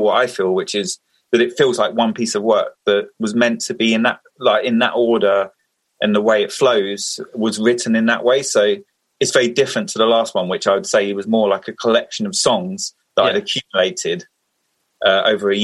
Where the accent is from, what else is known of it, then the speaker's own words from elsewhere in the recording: Essex, East of England, United Kingdom; moved away as an adult; now in Bristol, United Kingdom; I grew up in Essex, moved to Bristol 4 or 5 years ago.